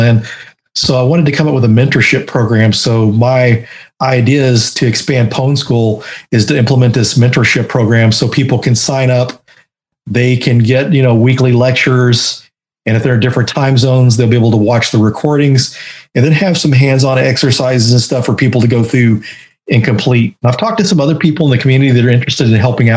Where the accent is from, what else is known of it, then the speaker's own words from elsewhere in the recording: Denton, Texas, United States; And Denton, Texas was where I grew up